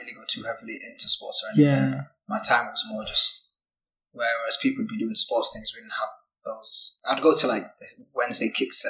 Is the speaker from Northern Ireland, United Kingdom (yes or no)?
no; Sheffield, Yorkshire and the Humber, United Kingdom; accent: Yorkshire; also born or lived in Oosterhout, Netherlands; moved away when I was 2 years old. Don't have any memories and came to Sheffield straight away with both parents and my older brother.